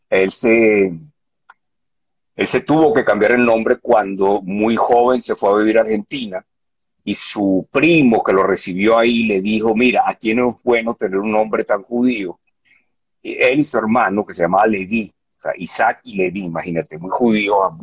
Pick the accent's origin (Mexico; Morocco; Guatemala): Morocco; Tangier, Tanger-Tetouan-Al Hoceima; born there; mis padres nacieron en Tetuán, y mi hermana y yo nacimos en Tánger porque mi papá eh, se fue a vivir a Tánger porque ahí montó un negocio